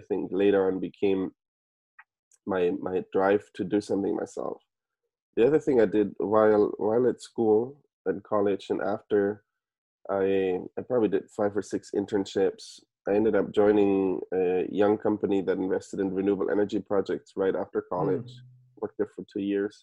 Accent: Germany; moved away as an adult; also born or lived in Stanford, United States; now in United States; So I'm originally from Germany. I was born and raised in Germany.

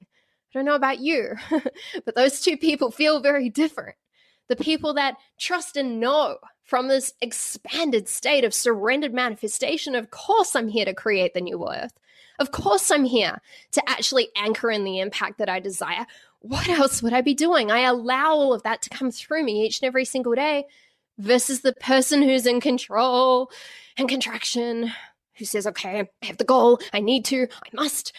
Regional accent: Auckland, New Zealand; I grew up in Auckland, in New Zealand.

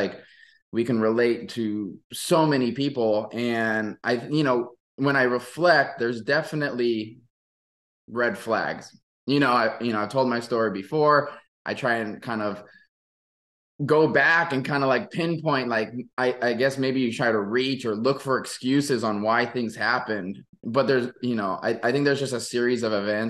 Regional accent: Maui, Hawaii, United States; moved away as an adult; also born or lived in Oregon; I'm born and raised in Maui

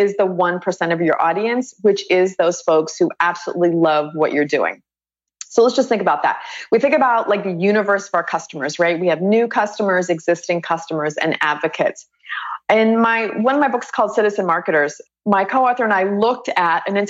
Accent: Pittsburgh, Pennsylvania, United States; now in Austin, United States; I was born in Pittsburgh. Everyone who's from Pittsburgh, a lot of us are just born this way

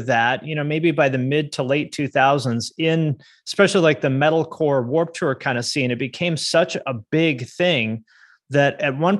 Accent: Seattle, Washington, United States; I grew up in Seattle, and so I knew some of the Tooth and Nail guys and stuff when I was a kid

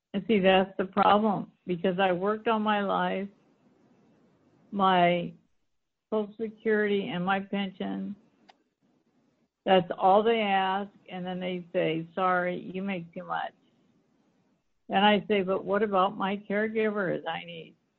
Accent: Seattle, Washington, United States; also born or lived in Los Angeles, California / Orange County, California / Bellevue, Washington / Port Angeles, Washington; I grew up in Seattle, raised my children in Basel, and moved out to Port Angeles.

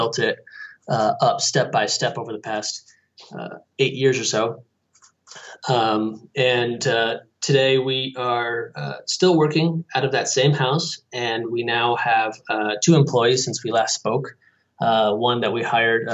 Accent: Connecticut, United States; moved away as an adult; also born or lived in Boston, Massachusetts; now in Phoenix, United States; I grew up on the East Coast in Connecticut, went to school in Boston

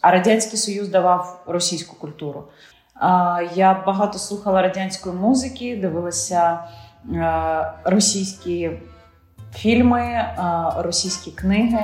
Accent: Ukraine; Ти ж українка

